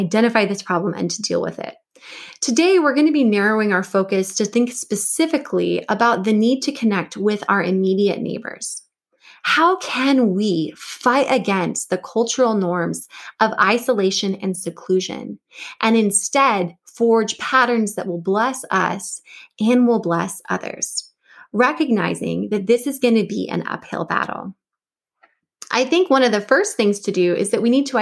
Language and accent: English; Washington State outside of Seattle, United States; also born or lived in Cambridge, Massachusetts / Pittsburgh, Pennsylvania; now in Virginia, United States; I grew up in Washington State outside of Seattle